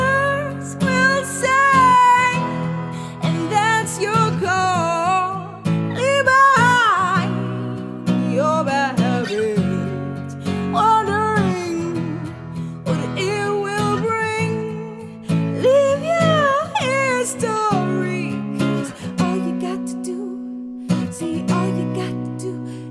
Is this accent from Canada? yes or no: no; Northeast, United States; now in Nashville, United States; Yeah, so we're all from the Northeast.